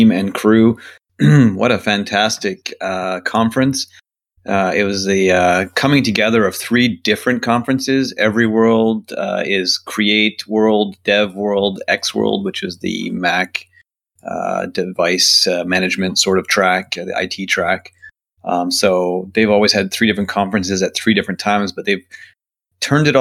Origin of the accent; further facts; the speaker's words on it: Canada; as a Canadian